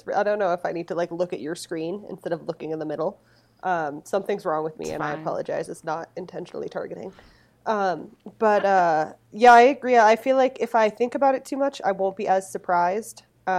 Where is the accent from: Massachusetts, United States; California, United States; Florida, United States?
Massachusetts, United States; moved away; you can take the garbage out of Massachusetts, but you can't take the Massachusetts out of the garbage.